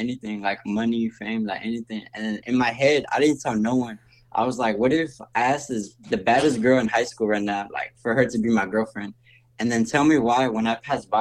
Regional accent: Houston, Texas, United States; I'm from Houston, Texas

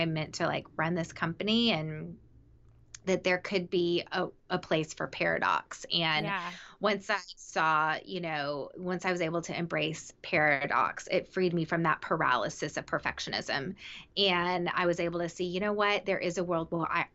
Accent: the South, United States; I grew up in the South

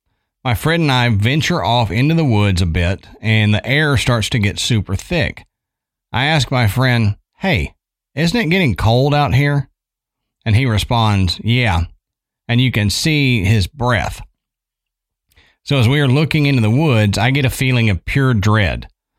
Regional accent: Buffalo, New York, United States; I'm from Buffalo, New York, and in the suburbs was an old bed and breakfast that had folk tales of witchcraft being done there.

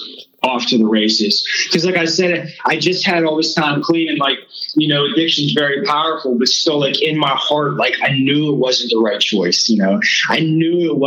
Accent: Pittsburgh, Pennsylvania, United States; I'm from Pittsburgh, Pennsylvania

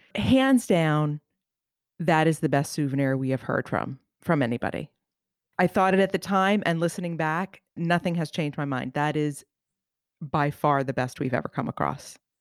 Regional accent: outside of New York City, United States; I grew up outside of New York City in the seventies and the eighties

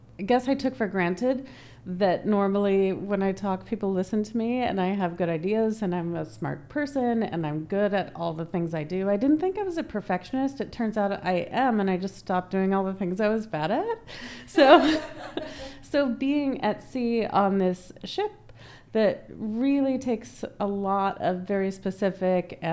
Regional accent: United States; also born or lived in Cayman Islands; an American woman

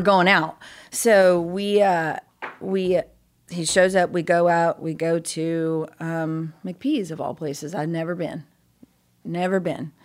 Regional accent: Cool, California, United States; I'm uh, born and raised California

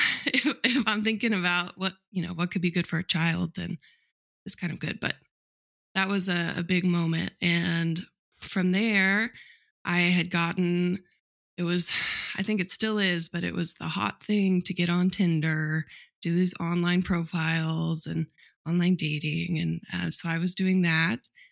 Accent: Midwest, United States; I grew up in the Midwest on a cattle farm

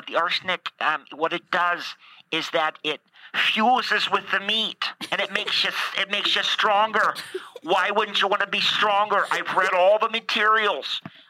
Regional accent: Canada; Okay, I'm Canadian, so it doesn't matter.

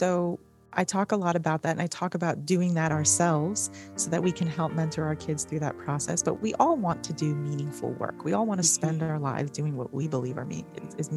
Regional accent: New York City, New York, United States; We grew up in New York City

